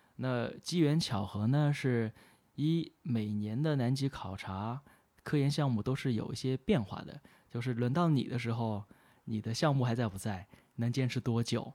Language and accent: Chinese; China; 作为中国人